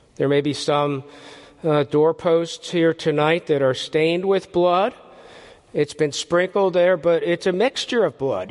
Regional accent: Philadelphia, Pennsylvania, United States; I grew up in the Philadelphia area

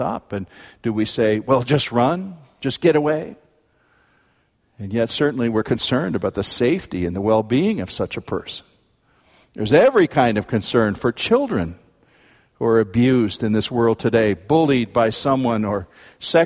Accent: United States

